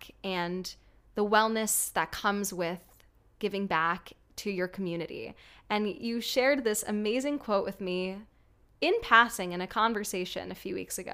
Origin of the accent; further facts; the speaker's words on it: New York City, New York, United States; myself growing up in New York City